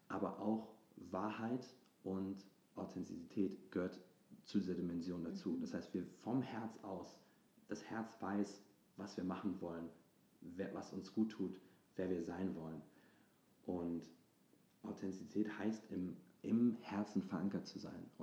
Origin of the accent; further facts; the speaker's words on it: Hamburg, Germany; dass ich zu Hause gemacht habe, also in meiner Heimatstadt, in Hamburg, und dass ich da ähm, auf der Bühne stand